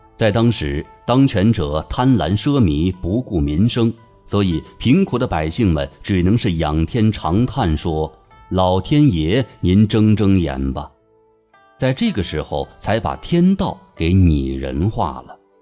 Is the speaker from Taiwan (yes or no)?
no; China; 我们中国人